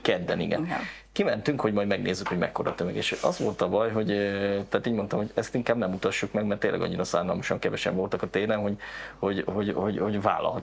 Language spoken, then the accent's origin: Hungarian; Kecskemét, Bács-Kiskun, Hungary; also born or lived in Karcag; Tehát én onnan származom egyébként, tehát egy ilyen iskolába jártam